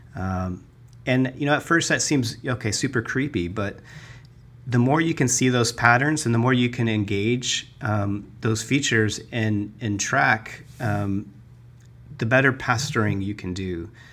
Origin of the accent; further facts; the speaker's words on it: Tucson, Arizona, United States; also born or lived in Flagstaff, Arizona; now in Phoenix, United States; I was born and raised in Arizona. I grew up in Tucson